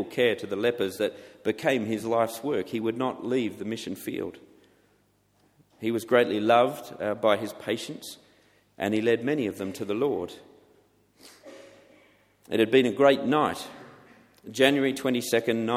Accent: Australia; now in England, United Kingdom; for being an Australian in England

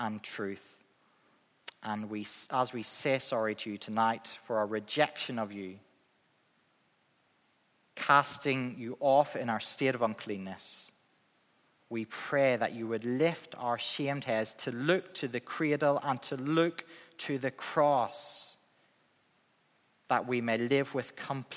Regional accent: Northern Ireland, United Kingdom; accent: Northern Irish; my Northern Irish accent

